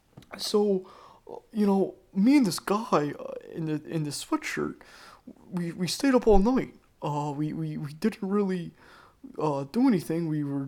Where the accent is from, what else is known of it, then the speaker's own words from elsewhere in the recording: Florence, South Carolina, United States; born there; I was born in Florence, South Carolina, which is about an hour and a half away from Myrtle Beach. And let me tell you, I was born in the middle of nowhere.